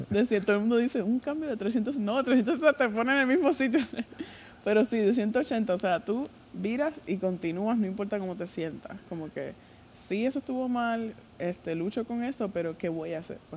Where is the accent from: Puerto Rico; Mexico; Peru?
Puerto Rico; Yo soy de Puerto Rico